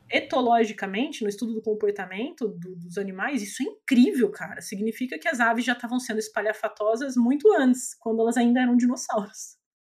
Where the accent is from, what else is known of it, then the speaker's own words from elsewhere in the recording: Brazil; a gente, como brasileiro